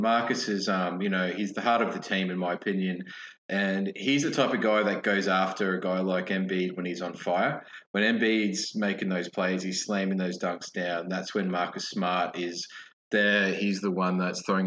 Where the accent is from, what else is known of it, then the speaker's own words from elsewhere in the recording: Brisbane, Queensland, Australia; I'm from Brisbane